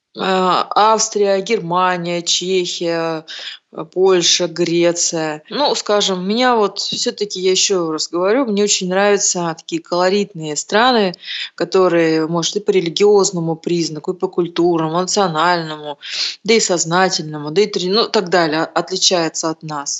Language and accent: Russian; Urals, Russia; мы с севера, мы с Урала